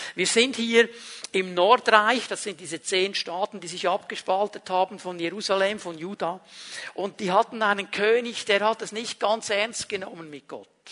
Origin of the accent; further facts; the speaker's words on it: Switzerland; jemand, der an einem bestimmten Ort in der Schweiz aufgewachsen ist